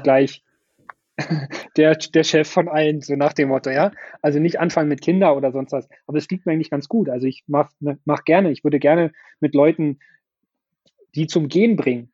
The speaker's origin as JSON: {"language": "German", "region": "Brandenburg", "country": "Germany", "said": "Ich bin halt mhm. sehr heimatverbunden mit Brandenburg und mit Potsdam und mit meiner Heimatstadt"}